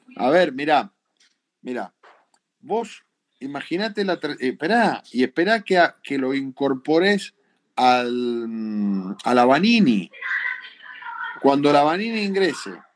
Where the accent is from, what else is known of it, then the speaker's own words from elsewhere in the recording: Argentina; somos, somos argentinos